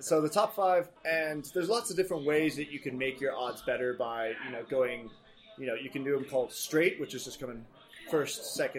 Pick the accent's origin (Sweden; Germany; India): Germany; English is a second language; now in United States; I was born in Germany as well. grew up there. But I consider myself pretty American at this point.